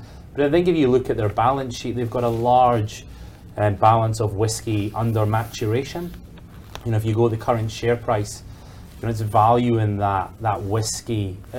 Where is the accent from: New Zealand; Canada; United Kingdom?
United Kingdom; Scotland; now in Australia; as a Scotsman